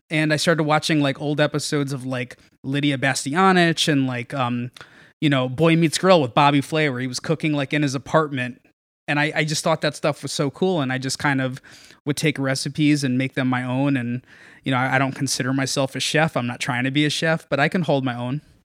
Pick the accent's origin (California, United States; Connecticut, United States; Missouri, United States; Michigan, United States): Connecticut, United States; Norwalk; I grew up in Norwalk. Uh, born and raised, I still live in Norwalk